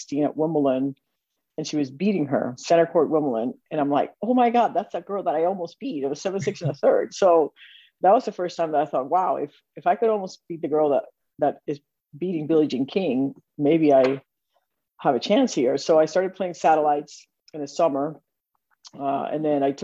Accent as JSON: {"language": "English", "country": "Puerto Rico", "tie": "born or raised there", "moved": "as an adult", "said": "I grew up in Puerto Rico"}